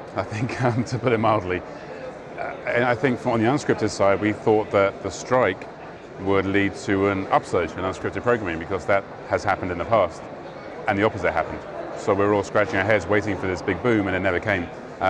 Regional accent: Canada; We're lucky being Canadian that we've always had to do that.

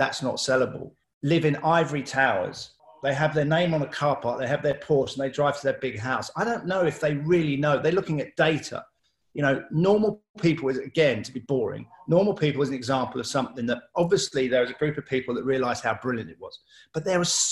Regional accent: London, United Kingdom; I grew up in Southeast London, very diverse.

